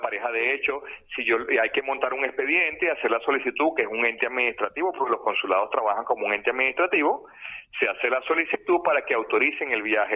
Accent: Venezuela; now in Barcelona, Spain; desde que llegué a España, que yo vengo de Venezuela

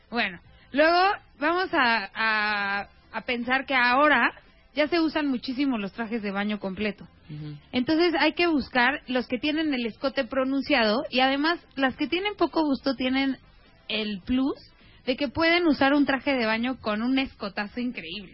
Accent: Mexico; somos mexicanas

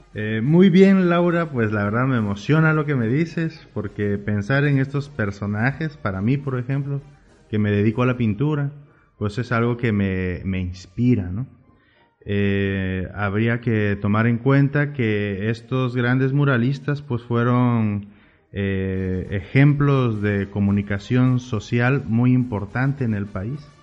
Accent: Oaxaca, Mexico; moved away as an adult; now in La Paz, Mexico; tuve la fortuna de nacer allá

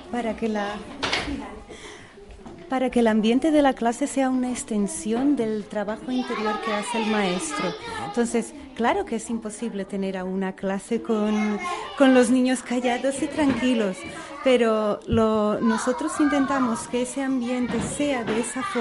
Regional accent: Portugal; Spanish is a second language; moved away as an adult; now in Spain; Yo soy portuguesa.

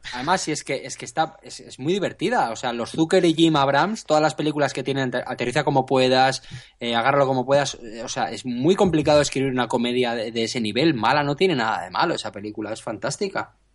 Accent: San Sebastián, Basque Country, Spain; yo que soy de San Sebastián

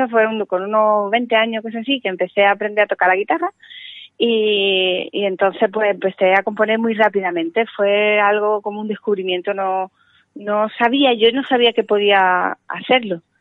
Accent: Seville, Andalusia, Spain; ese es mi nombre verdadero, ¿no?

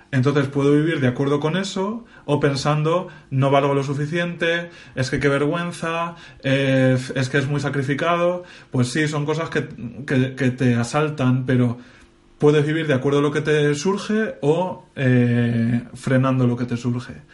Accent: Castilla-La Mancha, Spain; en mi caso encima soy manchego

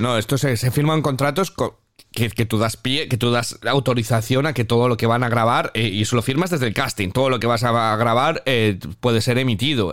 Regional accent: Spain; moved away as an adult; now in Manchester, United Kingdom; como español en Reino Unido

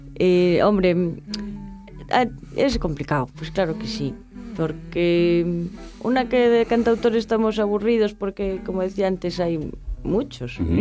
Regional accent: Pontevedra, Galicia, Spain; moved away; vengo de Pontevedra, que es donde nací sí. y donde vuelvo a vivir ahora

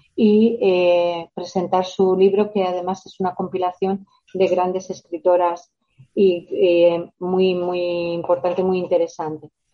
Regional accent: La Rioja, Spain; moved away as an adult; now in Dos Hermanas, Spain; yo soy de La Rioja, pero llevo viviendo aquí ya más de 20 años y bueno, por eso yo digo que soy andaluza de adopción y nazarena de adopción

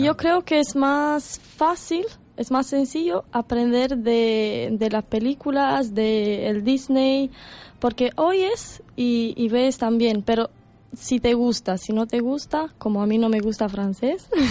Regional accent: Romania; Spanish is a second language; now in Canary Islands, Spain; en mi país, en Rumanía, todas las películas son en inglés

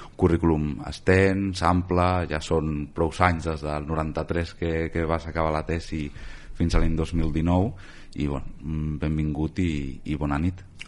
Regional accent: Cerdanyola del Vallès, Catalonia, Spain; els que som de Cerdanyola

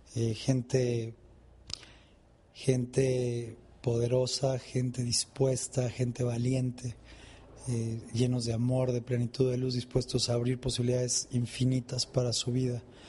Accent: Mexico; en mi país hay una expresión

